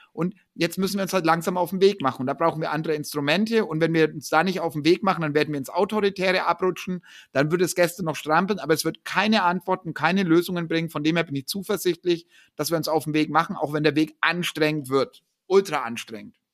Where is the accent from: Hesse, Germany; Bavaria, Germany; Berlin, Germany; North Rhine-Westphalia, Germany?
Bavaria, Germany; Ansbach; in Ansbach, wo ich herkomme